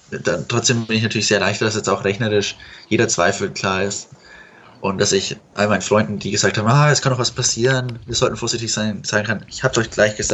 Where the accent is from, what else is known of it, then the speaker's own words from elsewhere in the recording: Fürth, Bavaria, Germany; Äh, ich komme aus Fürth, was auch relativ einfach erklärt, warum die Spielvereinigung.